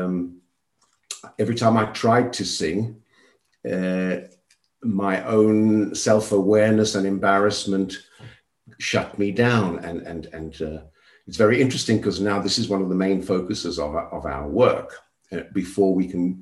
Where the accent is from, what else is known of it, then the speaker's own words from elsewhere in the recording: Johannesburg, Gauteng, South Africa; now in Spain; I was born and raised in Johannesburg, South Africa, during the apartheid regime.